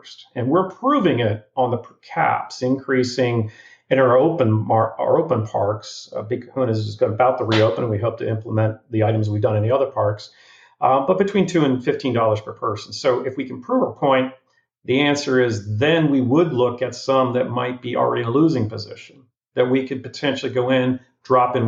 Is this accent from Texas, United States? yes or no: no; New Jersey, United States; now in Florida, United States; my growing up in New Jersey